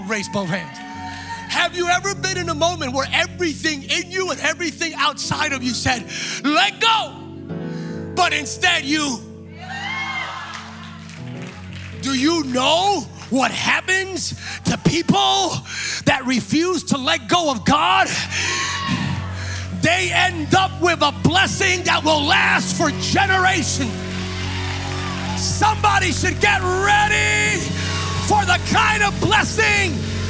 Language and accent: English; East Coast, United States; moved away; I'm from the East Coast originally, right? So on the East Coast, Pennsylvania, New York, New Jersey, that's where I'm from